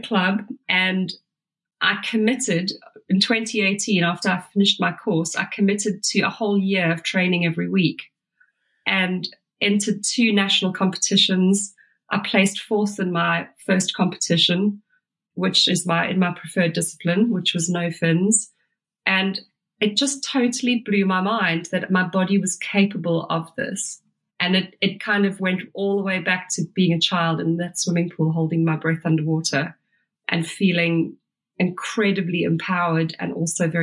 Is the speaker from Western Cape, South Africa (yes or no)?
no; Durban, KwaZulu-Natal, South Africa; moved away; also born or lived in London; I grew up in Durban